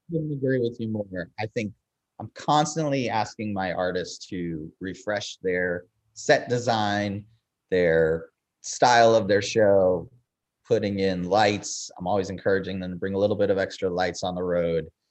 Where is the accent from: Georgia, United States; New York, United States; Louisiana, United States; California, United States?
New York, United States; Eastern Long Island; now in Nashville, United States; growing up on Eastern Long Island